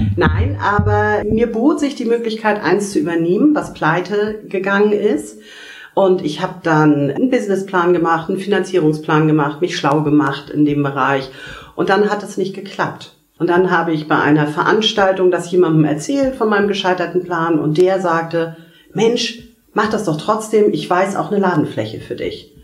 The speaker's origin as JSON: {"language": "German", "town": "Kiel", "region": "Schleswig-Holstein", "country": "Germany", "said": "ich komme aus Kiel"}